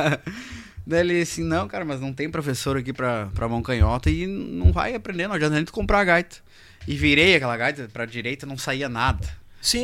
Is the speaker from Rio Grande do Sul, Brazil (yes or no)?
yes; Alegrete, Rio Grande do Sul, Brazil; moved away; Eu sou da fronteira, né? Eu sou do Alegrete